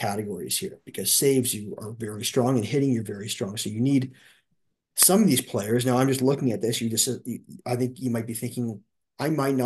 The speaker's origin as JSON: {"language": "English", "town": "Toronto", "region": "Ontario", "country": "Canada", "said": "I'm from Toronto"}